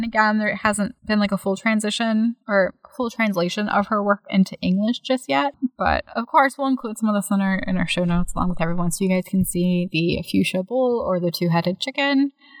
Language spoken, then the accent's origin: English; United States; also born or lived in Virginia; as an American